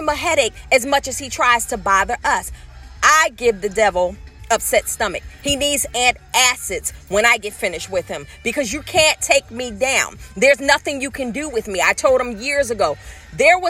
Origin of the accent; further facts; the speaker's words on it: Philadelphia, Pennsylvania, United States; born and raised. I said, she said, where from? I said, North Philadelphia